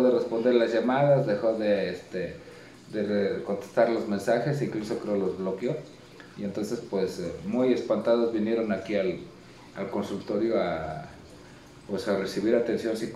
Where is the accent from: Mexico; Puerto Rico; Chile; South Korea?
Mexico